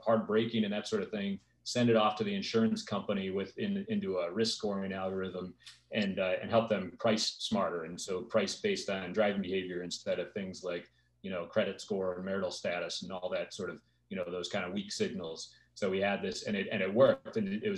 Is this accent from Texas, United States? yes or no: no; Detroit, Michigan, United States; moved away as an adult; now in Orange County, United States; I grew up in Detroit and then moved out to Orange County in 2000